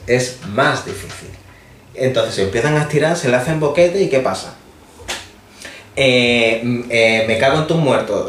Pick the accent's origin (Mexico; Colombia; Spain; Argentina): Spain; Andalusia; somos andaluces